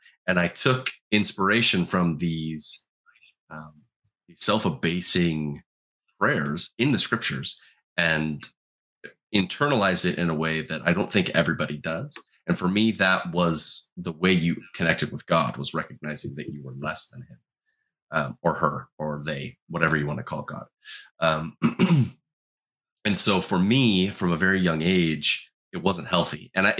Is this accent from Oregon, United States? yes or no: yes; Portland, Oregon, United States; I've never lived in Utah, so I'm not from Utah. I'm from the Pacific Northwest, Portland, Oregon. I live in a suburb just outside of Portland, Oregon.